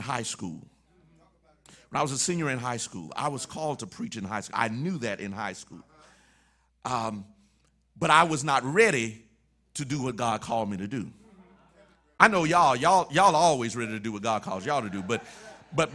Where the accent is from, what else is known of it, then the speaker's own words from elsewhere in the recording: Mississippi, United States; moved away as an adult; also born or lived in Illinois; I'm from Mississippi now, I'm in Illinois